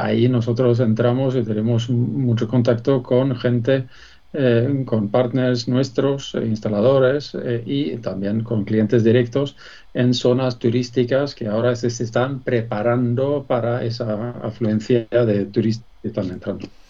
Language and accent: Spanish; Sweden; accent: Swedish; Spanish is a second language; moved away as an adult; now in Spain; por mi nombre, mi acento. Ya has dado cuenta que soy español adoptado, pero sueco